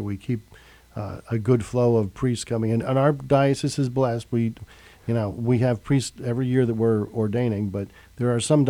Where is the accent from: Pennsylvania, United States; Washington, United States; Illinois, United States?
Pennsylvania, United States; Schuylkill County; when I grew up in Schuylkill County also.